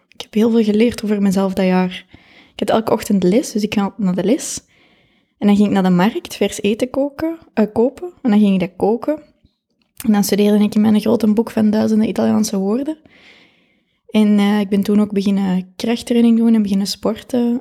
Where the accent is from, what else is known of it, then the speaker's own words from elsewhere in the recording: Kapellen, Flanders, Belgium; Ik ben van Capelle.